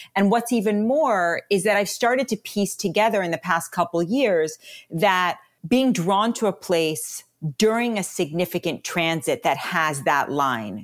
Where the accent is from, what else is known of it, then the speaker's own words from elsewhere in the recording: New York City, New York, United States; moved away; also born or lived in Colorado / New Zealand; I was raised in New York City, my family is pretty much all migrated to Colorado